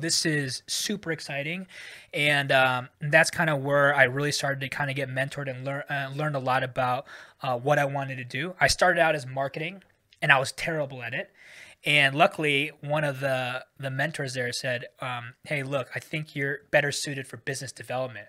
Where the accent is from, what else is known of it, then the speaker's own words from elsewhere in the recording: San Francisco, California, United States; moved away as an adult; also born or lived in Davis, California / Washington, D.C.; now in Singapore; I was born and raised in the Bay Area, um, so, uh, in the San Francisco Bay Area